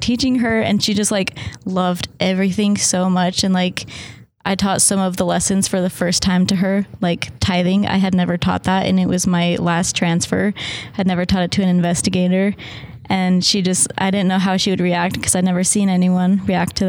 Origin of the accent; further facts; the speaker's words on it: Arizona, United States; I'm from Arizona